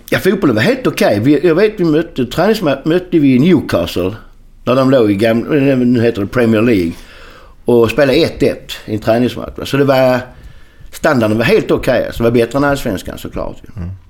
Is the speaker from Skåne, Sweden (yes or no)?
yes; Skåne, Sweden; accent: Skånska; moved away as an adult; also born or lived in Landskrona / Melbourne, Australia / San Jose, United States